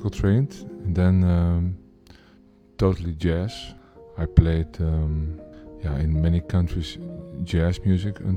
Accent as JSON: {"language": "English", "town": "Amsterdam", "region": "North Holland", "country": "Netherlands", "said": "I'm from Amsterdam, the Netherlands."}